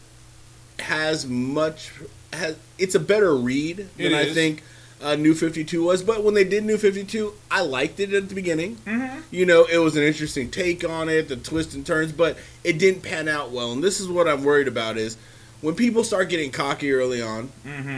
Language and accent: English; the Bay Area, California, United States; I'm from the Bay.